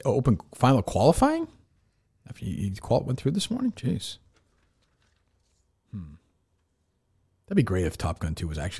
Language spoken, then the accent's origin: English; Boston, Massachusetts, United States; moved away; also born or lived in New York; when we grew up in Boston